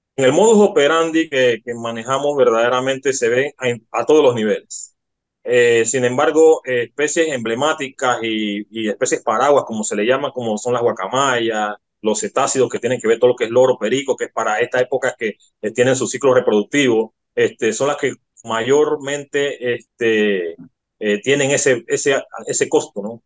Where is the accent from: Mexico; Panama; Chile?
Panama; nosotros como panameños